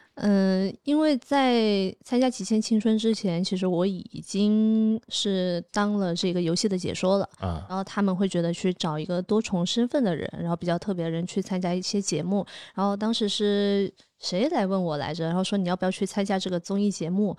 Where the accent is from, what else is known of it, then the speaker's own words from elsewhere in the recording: Nanning, Guangxi, China; moved away; 我是在南宁长大的嘛